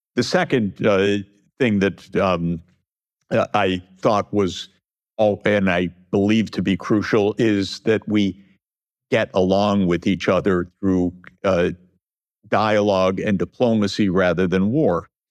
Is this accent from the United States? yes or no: yes; United States; I'm an American